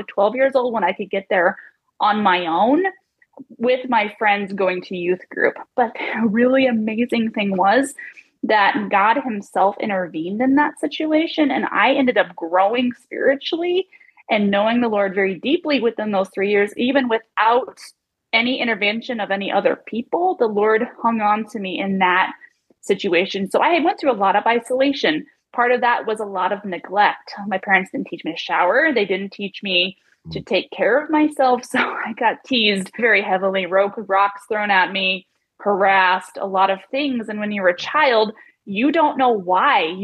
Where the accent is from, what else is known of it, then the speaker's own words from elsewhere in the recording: Vaughn, Washington, United States; moved away; I grew up in a tiny little town, Vaughan, Washington